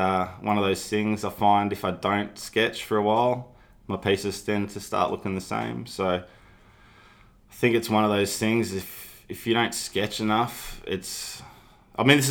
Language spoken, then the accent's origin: English; Melbourne, Victoria, Australia; I grew up in Glen Huntly on the Frankston line, so Mum's house was right next to the line